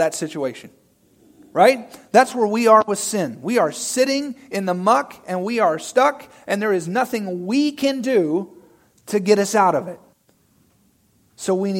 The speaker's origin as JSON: {"language": "English", "region": "Arkansas", "country": "United States", "moved": "yes", "said": "I'm from good old Arkansas"}